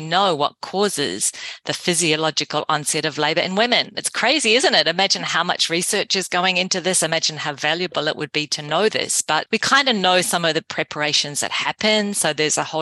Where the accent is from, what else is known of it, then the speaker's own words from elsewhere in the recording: Whangarei, Northland, New Zealand; my father was an obstetrician in my hometown of Whangarei in New Zealand